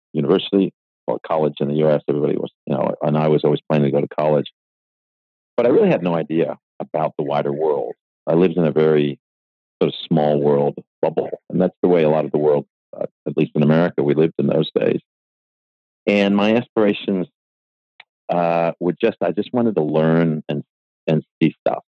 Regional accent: Buffalo, New York, United States; moved away as an adult; now in Australia; I was born in Buffalo, New York

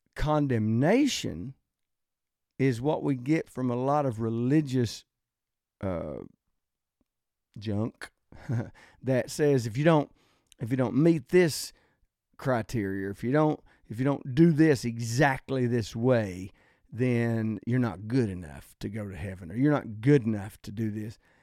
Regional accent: the South, United States; I'm from the South, I love the South

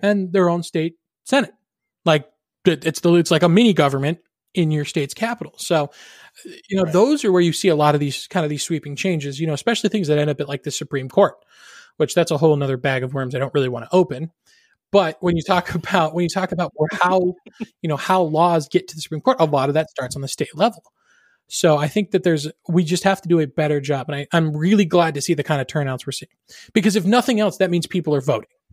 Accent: Arizona, United States; my home state of the Arizona Cardinals

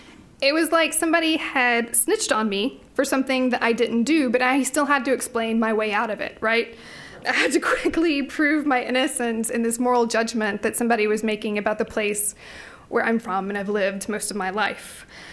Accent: Knoxville, Tennessee, United States; moved away as an adult; also born or lived in Southeast Texas; now in Virginia, United States; if I said I was from East Tennessee or Knoxville

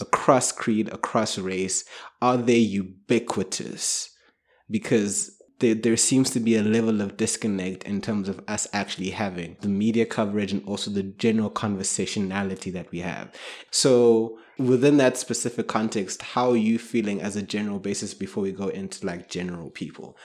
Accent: South Africa; also born or lived in Kenya; I grew up in South Africa

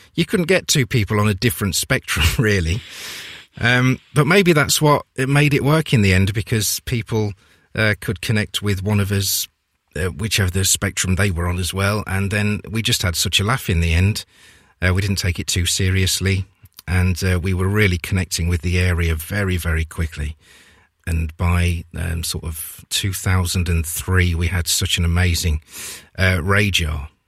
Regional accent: Leicester, East Midlands, United Kingdom; I'm from Leicester

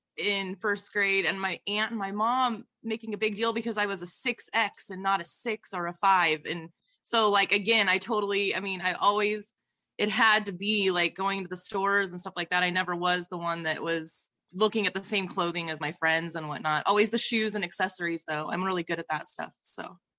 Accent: Idaho, United States; I am forty years old, and I am from Idaho

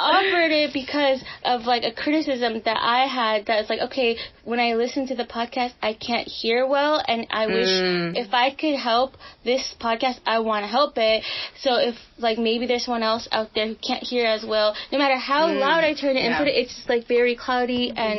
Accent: Philippines; To me, like, the best quality of being Filipino is our resiliency.

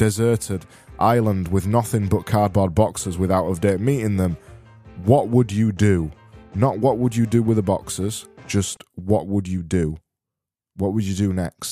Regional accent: Barnsley, Yorkshire and the Humber, United Kingdom; I am from Barnsley and we extend our vowels until they're desperately trying to not exist anymore

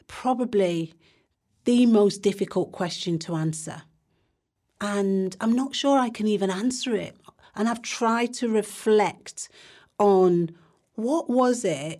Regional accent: Manchester, North West England, United Kingdom; I grew up in Longside, went to school in Mosside, went to Ducie High School, which is now Manchester Academy

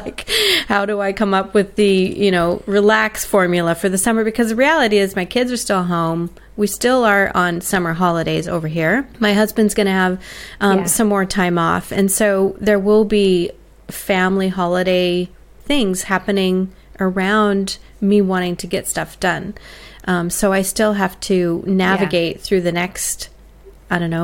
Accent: United States; now in Australia; for me as an American in Australia

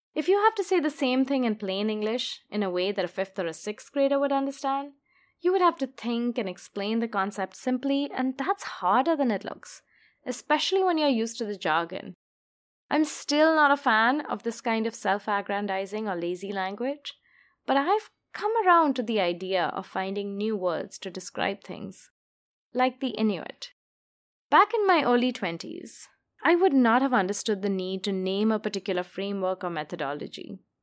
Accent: India; moved away as an adult; now in New York, United States; I was born and brought up in India and only moved to New York in my mid 20s

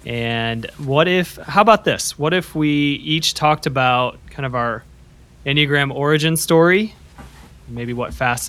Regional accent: Upland, Indiana, United States; I am recording this episode from my hometown, the booming metropolis of Upland, Indiana. This is located north of Indianapolis

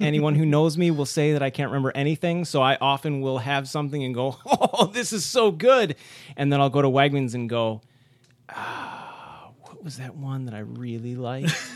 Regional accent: Rochester, New York, United States; I'm the only one at this table who's from, uh, Rochester originally

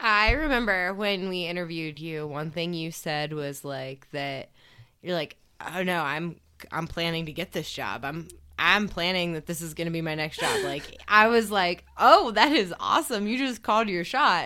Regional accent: East Coast, United States; I'm from the East Coast

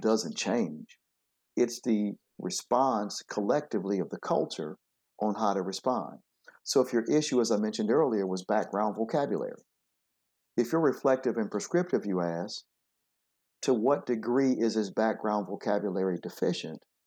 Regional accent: Flint, Michigan, United States; I grew up in Flint, Michigan

